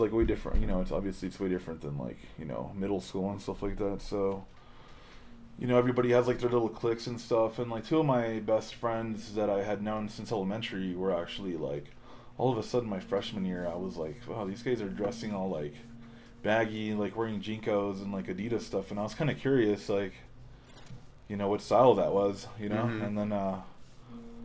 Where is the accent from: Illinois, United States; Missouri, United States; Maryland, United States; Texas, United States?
Texas, United States; El Paso; also born or lived in Chihuahua, Mexico; now in Denver, United States; I moved to El Paso